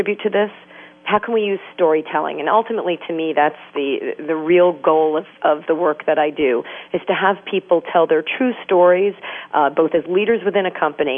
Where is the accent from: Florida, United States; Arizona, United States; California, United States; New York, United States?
New York, United States; New York City; I'm from New York City